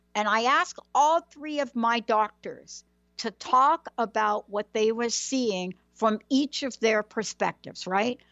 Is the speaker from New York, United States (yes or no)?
yes; New York City, New York, United States; I grew up in New York City